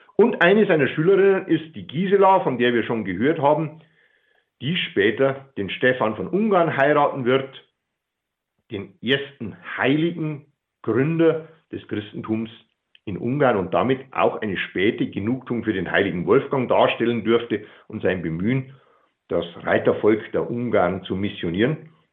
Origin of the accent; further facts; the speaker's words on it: Regensburg, Bavaria, Germany; Sage ich natürlich jetzt als Regensburger